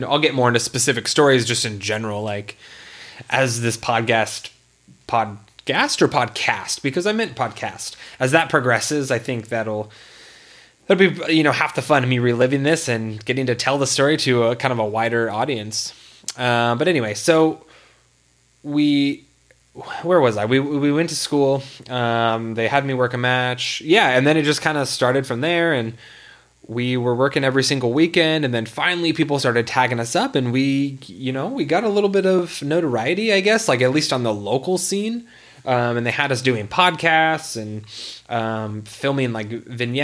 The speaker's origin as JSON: {"language": "English", "region": "California", "country": "United States", "tie": "born or raised there", "said": "we grew up in California in the small town"}